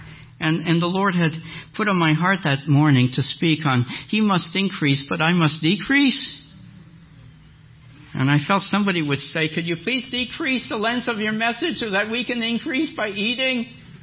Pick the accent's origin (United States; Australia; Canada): Canada; Excuse this as a Canadian